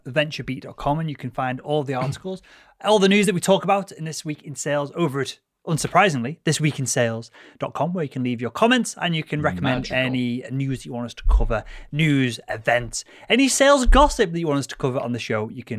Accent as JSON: {"language": "English", "country": "United States", "said": "well, being American."}